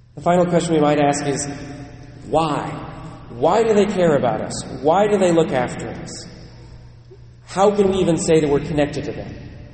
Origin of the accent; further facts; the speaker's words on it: United States; also born or lived in Ireland (ancestry) / Netherlands (ancestry) / Germany (ancestry); I'm American